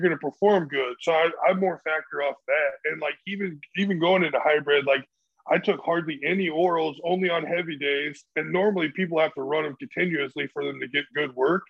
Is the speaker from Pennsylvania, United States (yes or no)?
no; Central Illinois, United States; I'm I'm from Central Illinois, and like that's where I like start kind of started powerlifting